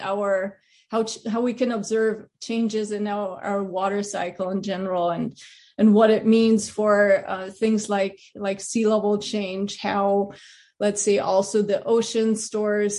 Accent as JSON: {"language": "English", "country": "Germany", "tie": "born or raised there", "also_born_or_lived": "Pasadena, California", "moved": "as an adult", "said": "I grew up in Germany."}